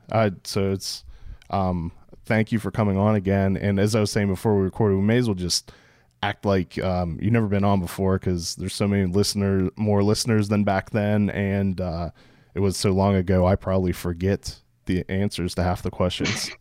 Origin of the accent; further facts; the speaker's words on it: Pittsburgh, Pennsylvania, United States; now in Maryland, United States; all the way from Pittsburgh, Pennsylvania, my hometown